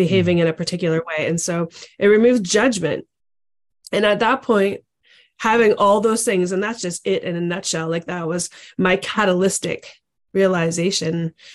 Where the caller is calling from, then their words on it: Ontario, Canada; I'm actually calling in from Ontario, Canada.